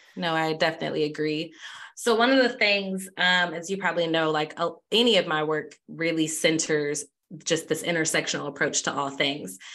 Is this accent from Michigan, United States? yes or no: yes; Michigan, United States; I'm from Michigan